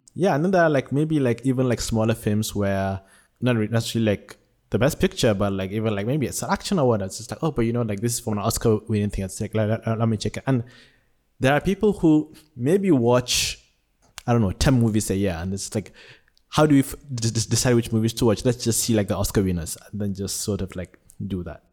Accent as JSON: {"language": "English", "country": "Nigeria", "tie": "born or raised there", "moved": "yes", "lives_now": "Malaysia", "said": "I was born in Nigeria, but have been living in Malaysia for the past sixteen years."}